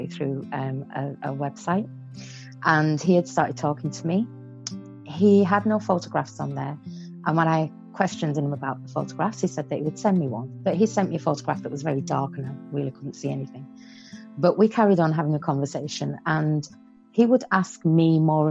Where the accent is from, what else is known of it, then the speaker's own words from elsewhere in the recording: Barrow-in-Furness, North West England, United Kingdom; also born or lived in Iran; I was born in Iran to a Persian father and an English mother. And when I was 10 years old, the war had broken out in Iran, and my mum said, okay, I'm taking the children to England. So we came and lived in England